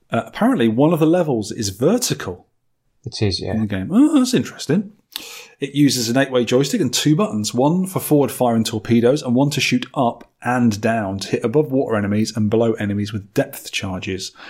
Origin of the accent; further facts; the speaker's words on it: Methuen, Massachusetts, United States; now in Reading, United States; I was raised in Methuen, hopefully I spelt that right, uh, Massachusetts, and currently live in Reading, Massachusetts.